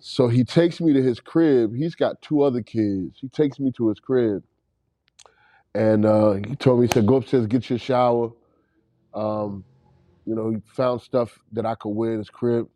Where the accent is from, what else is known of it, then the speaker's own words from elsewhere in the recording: Raleigh, North Carolina, United States; I'm from Raleigh, North Carolina. uh, Southside.